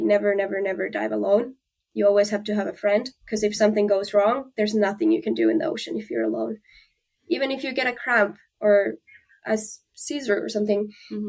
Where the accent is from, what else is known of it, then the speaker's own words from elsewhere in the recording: Finland; moved away; I'm from Finland